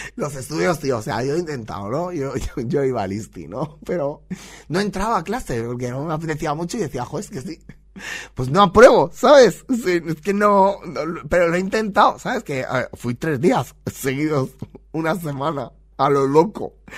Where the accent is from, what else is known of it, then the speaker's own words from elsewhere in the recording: Spain; somos españoles